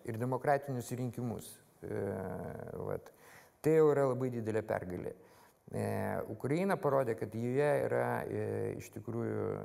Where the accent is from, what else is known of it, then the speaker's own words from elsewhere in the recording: Vilnius, Vilnius County, Lithuania; aš Vilnietis, man Vilnius yra